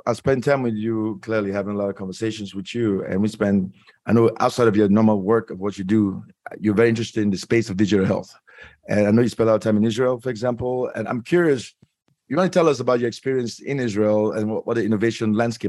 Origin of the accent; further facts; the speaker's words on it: Cameroon; I'm West African from Cameroon